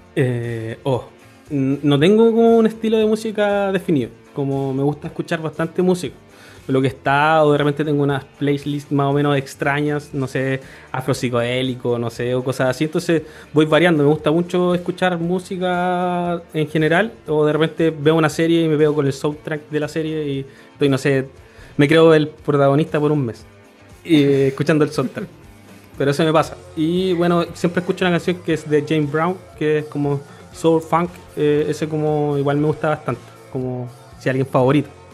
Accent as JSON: {"language": "Spanish", "town": "Concepción", "region": "Biobío", "country": "Chile", "tie": "born or raised there", "said": "yo soy de Concepción, nacido también en Concepción toda mi vida"}